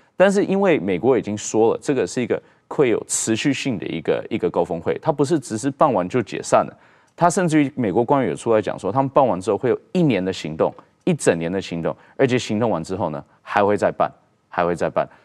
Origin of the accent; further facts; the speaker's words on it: Taiwan; 我们台湾人民